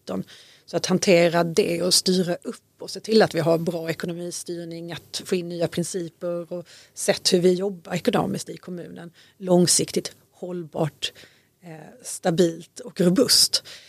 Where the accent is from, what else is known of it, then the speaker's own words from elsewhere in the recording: Malmö, Skåne, Sweden; moved away as an adult; also born or lived in Syria / Lund; now in Danderyd, Sweden; Jag är född och uppväxt i Malmö, bottensväng i Mellanöstern under, under uppväxten, Syrien bland annat.